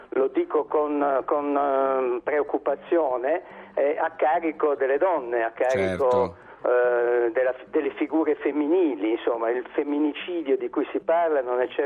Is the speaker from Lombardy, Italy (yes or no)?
no; Apulia, Italy; io sono pugliese d'origine, insomma Lecce, il Salento